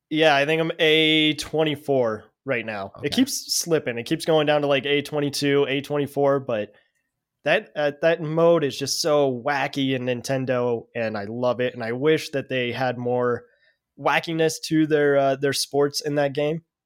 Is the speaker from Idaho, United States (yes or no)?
no; Denver, Colorado, United States; I'm from Denver, Colorado.